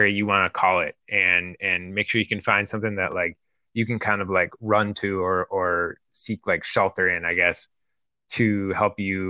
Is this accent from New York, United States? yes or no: no; southwestern Wisconsin, United States; moved away as an adult; also born or lived in Milwaukee; now in San Francisco Bay Area, United States; I'm from Wisconsin. So the like southwestern part of Wisconsin.